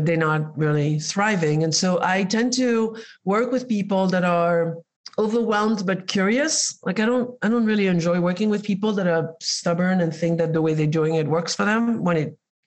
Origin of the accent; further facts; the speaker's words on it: Spain; moved away; I was raised in Spain